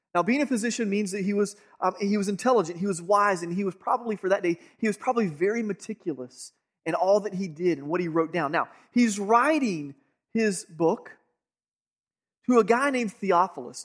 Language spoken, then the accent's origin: English; Georgia, United States; I grew up here in Georgia